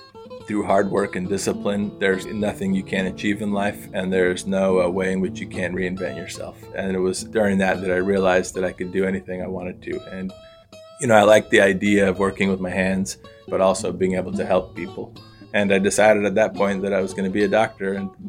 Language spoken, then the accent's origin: English; California, United States; moved away as an adult; also born or lived in Northeast United States; now in McAlester, Oklahoma, United States; I'm new to Oklahoma. I was born and raised in California. All of my medical education and training and residency and all that were in the Northeast. So, you know, I was, I guess, a city kid.